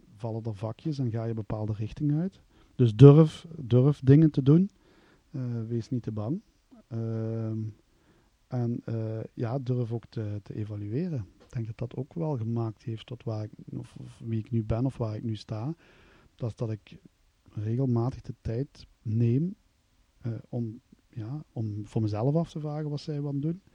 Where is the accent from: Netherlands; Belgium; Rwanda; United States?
Belgium; Kanne, Flanders; Ik ben van kan, kan afkomstig aan de grens bij Maastricht